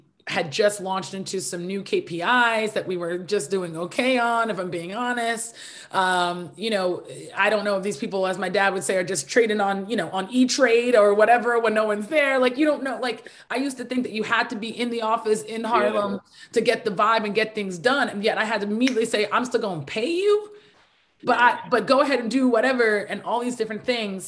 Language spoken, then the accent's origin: English; Nigeria; I'm Nigerian